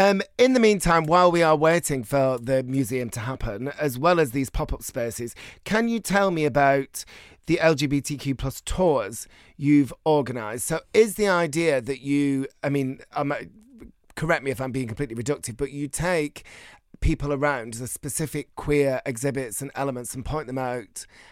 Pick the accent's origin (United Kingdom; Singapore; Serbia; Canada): United Kingdom; Bolton, North West England; So my hometown of Bolton had a queer history museum, a queer history exhibition